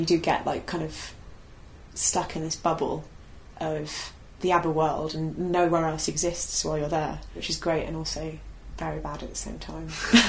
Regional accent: London, United Kingdom; also born or lived in Aberystwyth; because I grew up in London.

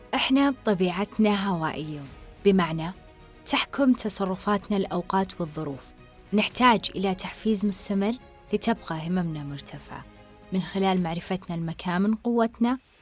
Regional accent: Saudi Arabia; إحنا كسعوديين

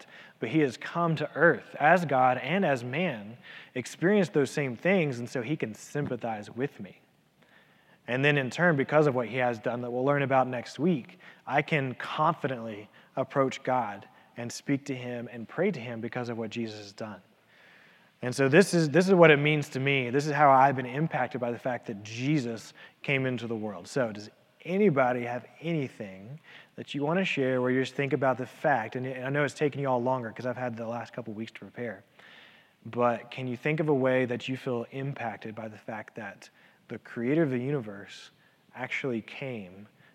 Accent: Elizabethton, Tennessee, United States; growing up in the church, growing up in Elizabethan

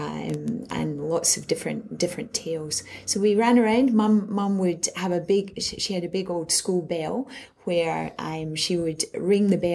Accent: Glasgow, Scotland, United Kingdom; moved away as an adult; also born or lived in Edinburgh; now in Townsville, Australia; I grew up in Glasgow

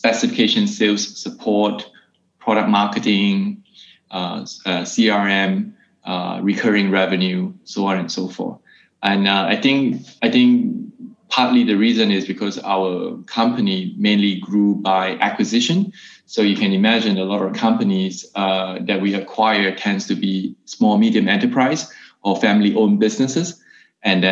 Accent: Singapore; moved away as an adult; also born or lived in Hong Kong / Shanghai / Germany; I'm originally from Singapore, but I've been working and living outside of Singapore for the past 17 years

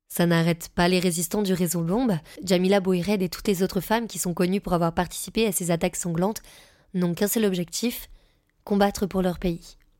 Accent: France; je suis française

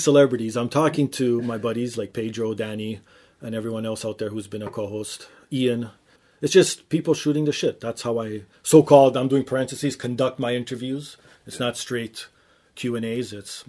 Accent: Toronto, Ontario, Canada; We're up here in the Grey White North, Toronto, representing the cold weather.

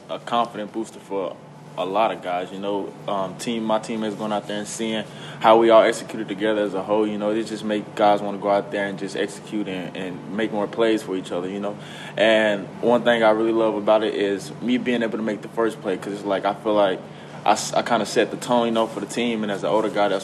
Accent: Nashville, Tennessee, United States; my hometown, which is Nashville

